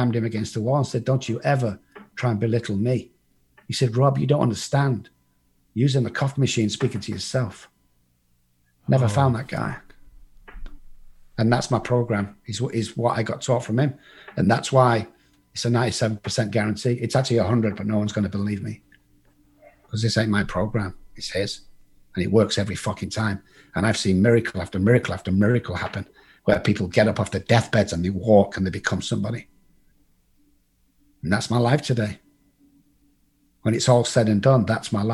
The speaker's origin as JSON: {"language": "English", "region": "England", "country": "United Kingdom", "tie": "born or raised there", "also_born_or_lived": "Dallas, Texas", "moved": "as an adult", "lives_now": "United States", "said": "I'm from England."}